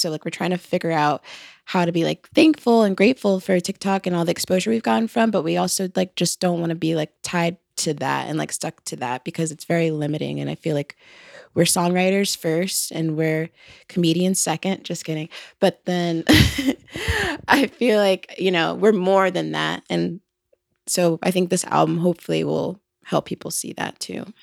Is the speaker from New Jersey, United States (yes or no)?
no; Atlanta, Georgia, United States; we're from Atlanta, and, like, that's definitely a huge influence, but I think also, like, being on the outskirts of Atlanta